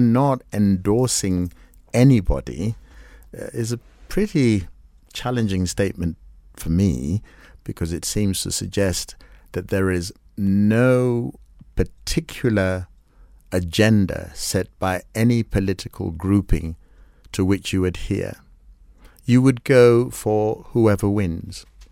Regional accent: Kenya

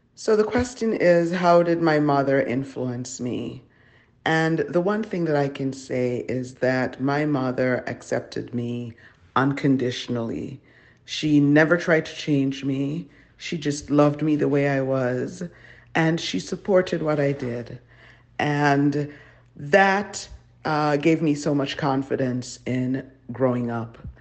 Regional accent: Jamaica; moved away; I'm from originally from Jamaica

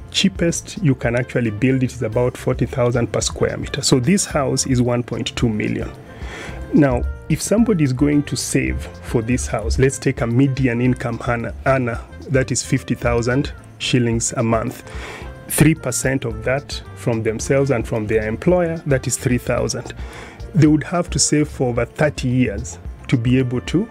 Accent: Kenya; as a Kenyan

